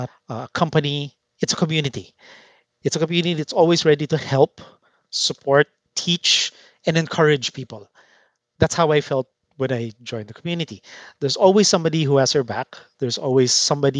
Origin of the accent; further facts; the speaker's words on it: Philippines; I am from the Philippines